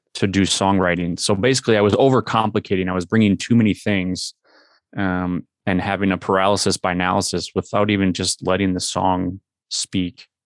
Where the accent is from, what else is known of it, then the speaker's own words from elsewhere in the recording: Minnesota, United States; we are from Minnesota.